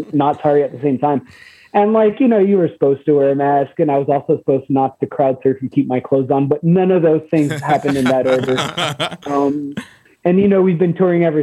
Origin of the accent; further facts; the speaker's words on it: Montreal, Quebec, Canada; we are from Verdun